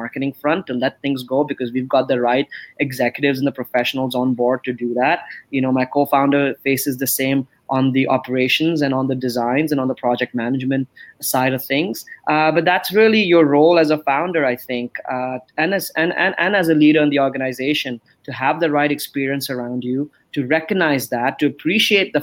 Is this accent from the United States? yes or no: no; Canada; moved away as an adult; also born or lived in Amsterdam, Netherlands